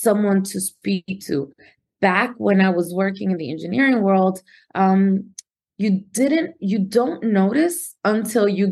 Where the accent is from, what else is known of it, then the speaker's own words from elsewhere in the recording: Newark, New Jersey, United States; also born or lived in Dominican Republic; I was raised in Newark, New Jersey, proud of coming from Newark, New Jersey